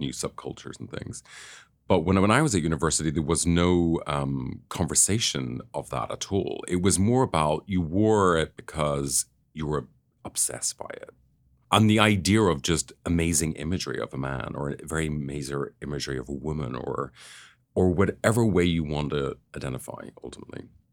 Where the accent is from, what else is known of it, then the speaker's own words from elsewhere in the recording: Northern Ireland, United Kingdom; I grew up in Northern Ireland